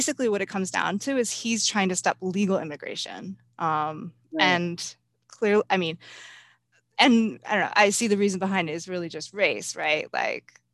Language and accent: English; United States; I grew up in the United States, that I'm not an immigrant either myself